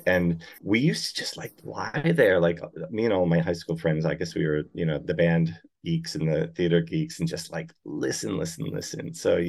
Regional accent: Massachusetts, United States; accent: American; now in Australia; I grew up in Massachusetts, so, you know, in the northeast coast of America.

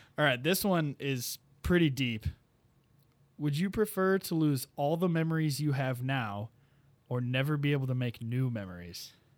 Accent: Sleepy Hollow, Illinois, United States; moved away; my hometown, Sleepy Hollow

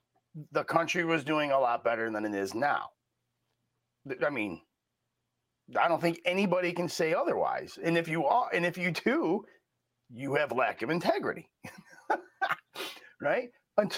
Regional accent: New York, United States; I'm from New York.

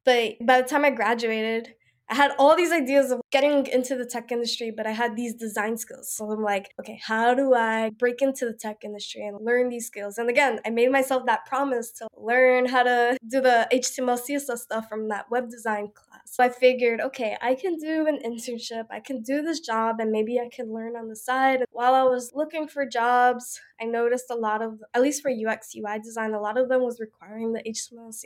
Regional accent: New York City, New York, United States; I grew up in New York.

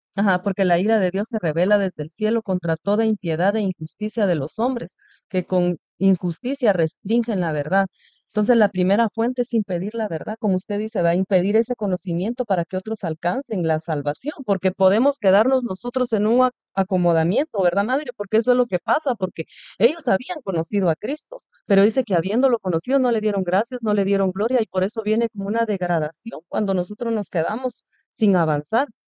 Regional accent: Guatemala; yo soy de Guatemala

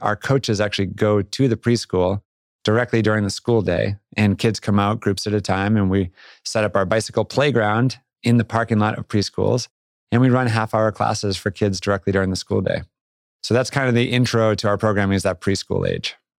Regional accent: Boston suburbs, Massachusetts, United States; moved away as an adult; also born or lived in Vermont / Jackson, Wyoming; I grew up on the East Coast, Boston suburbs and school up in Vermont

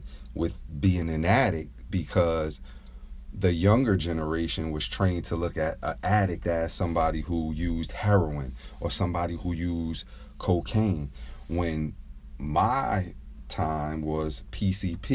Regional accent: Jersey City, New Jersey, United States; I'm from Jersey City, New Jersey

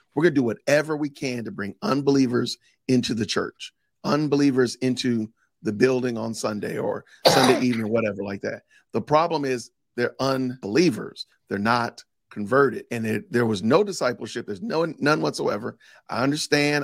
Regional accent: Chicago, Illinois, United States; I was raised in Chicago, Illinois

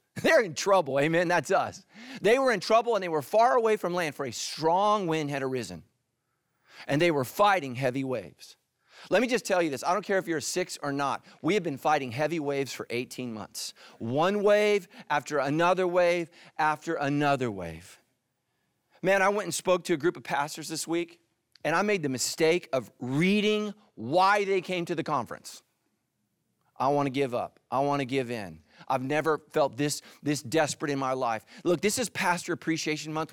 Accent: California, United States; I'm not from the South. I'm from California, I promise you, my whole life

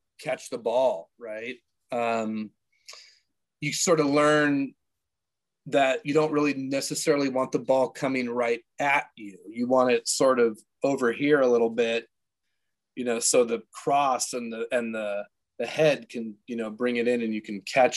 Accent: San Diego, California, United States; Growing up in San Diego, I was playing baseball year round, going to the beach

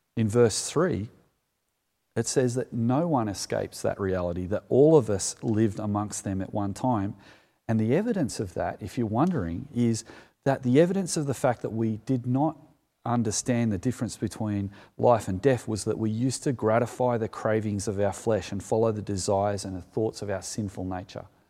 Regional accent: Sutherland Shire, New South Wales, Australia; as a kid growing up in the Solomon Shire

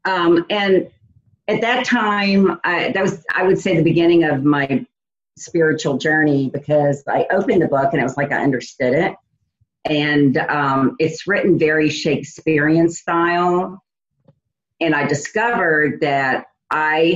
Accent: New Orleans, Louisiana, United States; moved away as an adult; also born or lived in Indiana; I'm originally from New Orleans, and I left New Orleans to start a company for someone else and moved to Indiana.

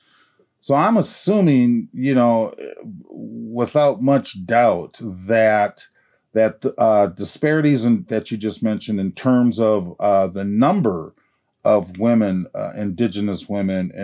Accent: Mille Lacs, Minnesota, United States; I'm from Mille Lacs

